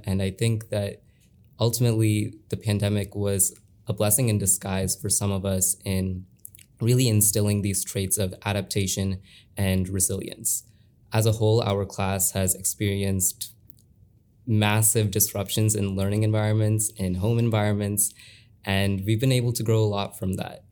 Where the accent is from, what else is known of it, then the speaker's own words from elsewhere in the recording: Olentangy, Ohio, United States; I have been here since first grade.